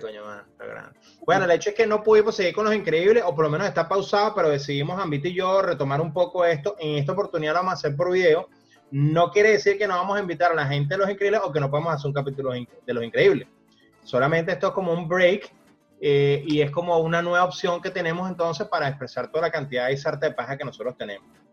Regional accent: Venezuela; now in United States; Yo sé que somos venezolanos

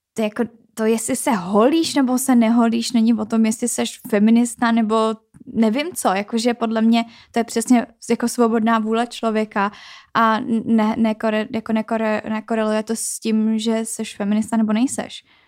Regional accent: Czechia; u nás v České republice

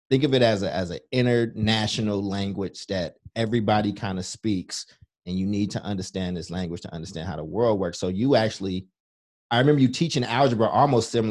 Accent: Chicago, Illinois, United States; born there; also born or lived in Kentucky; I was born in Chicago, lived in Kentucky

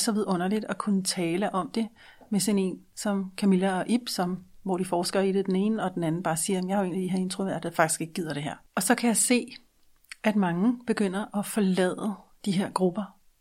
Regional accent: Denmark; som en dansker med et ikke-dansk mindset

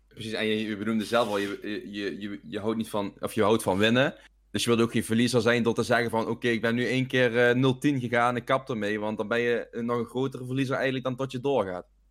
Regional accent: Venlo, Limburg, Netherlands; Ik kom uit Venlo

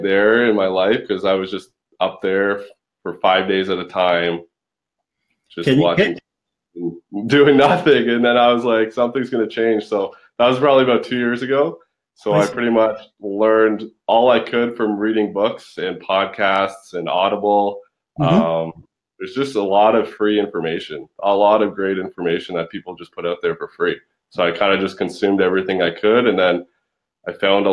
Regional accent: London, Ontario, Canada; moved away as an adult; I'm 27 years old, born in London, Ontario

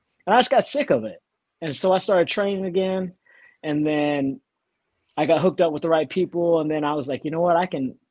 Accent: Texas, United States; moved away as an adult; also born or lived in Lubbock, Texas; now in Tampa area, United States; So I'm from Texas.

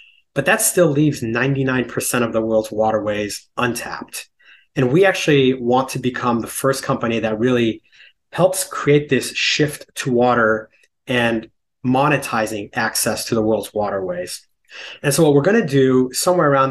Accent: California, United States; moved away as an adult; now in New York City, United States; I grew up in California. I moved to New York in 2001 on Wall Street.

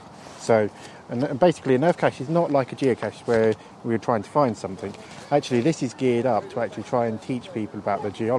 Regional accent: East of England, United Kingdom; Central Bedfordshire.

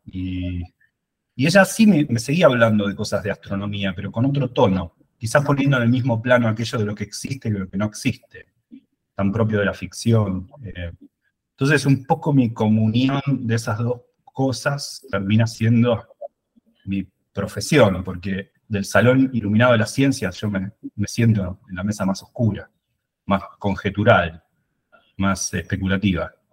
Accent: Buenos Aires, Argentina; moved away; Yo soy de Buenos Aires.

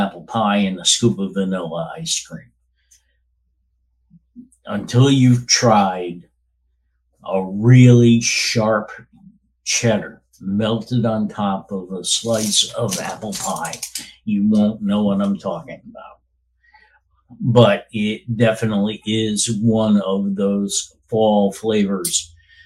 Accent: Albany, New York, United States; moved away as an adult; I grew up in the Albany, New York area, lived there until 10 years ago

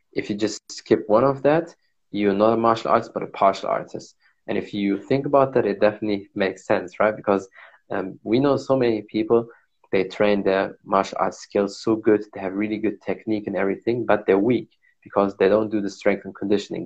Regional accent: Germany; I was born and raised in Germany

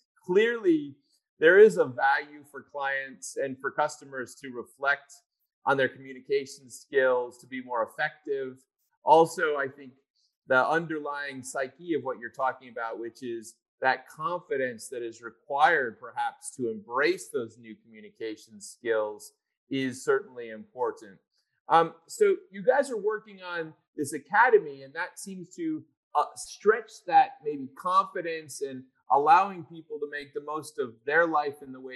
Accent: Chicago, Illinois, United States; moved away; When I was younger, I lived in Chicago. I'm originally from Chicago

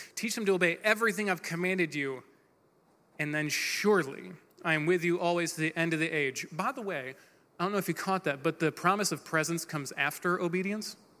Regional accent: Michigan, United States; we're from Michigan

